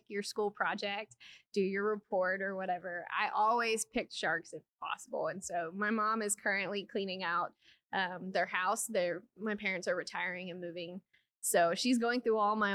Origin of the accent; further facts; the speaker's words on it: Tennessee, United States; now in Texas, United States; I'm originally from Tennessee